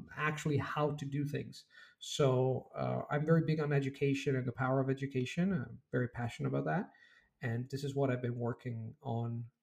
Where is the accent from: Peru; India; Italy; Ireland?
Italy; Rome, Lazio; I'm Italian from Rome